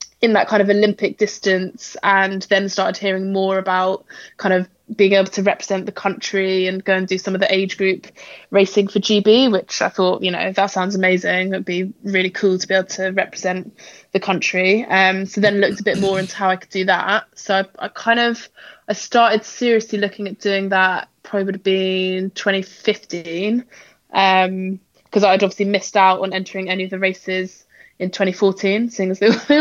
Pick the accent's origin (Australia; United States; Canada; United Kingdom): United Kingdom; Essex, East of England; also born or lived in Exeter; now in London, United Kingdom; So I'm currently living in London. I grew up in Essex, which is quite close to London